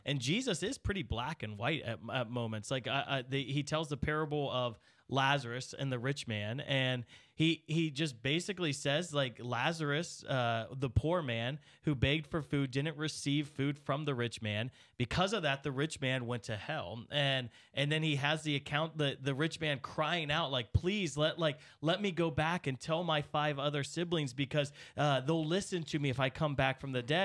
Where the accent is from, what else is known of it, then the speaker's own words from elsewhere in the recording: United States; as an American